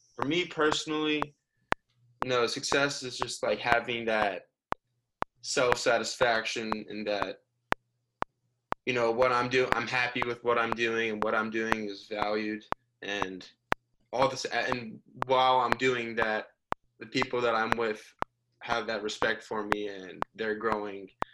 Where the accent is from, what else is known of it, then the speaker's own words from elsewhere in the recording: Sleepy Hollow, New York, United States; also born or lived in Miami; I'm from Sleepy Hollow, New York